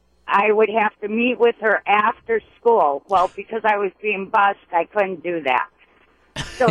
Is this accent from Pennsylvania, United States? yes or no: no; Milwaukee, Wisconsin, United States; now in West Bend, United States; I went to Milwaukee Public Schools growing up, and probably about 1979, I was integrated from James Madison to Washington High School.